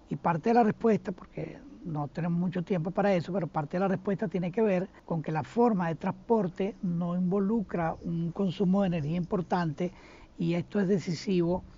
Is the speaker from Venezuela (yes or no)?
yes; Venezuela; moved away as an adult; also born or lived in Sweden / Israel / Chicago, United States; now in Phoenix, United States; yo no salí de Venezuela como han salido muchos venezolanos